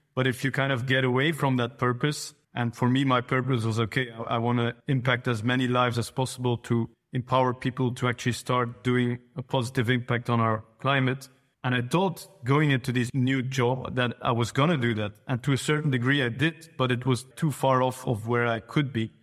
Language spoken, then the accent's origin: English; Flanders, Belgium; In Flanders, so in Belgium, but in the northern part of Belgium